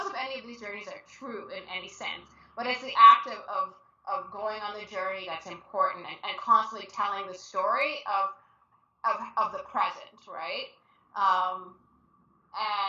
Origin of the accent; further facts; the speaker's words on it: Toronto, Ontario, Canada; I am from Toronto